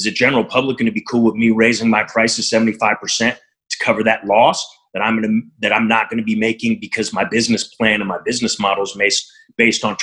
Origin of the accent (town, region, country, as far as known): Montreal, Quebec, Canada; now in Berkeley, United States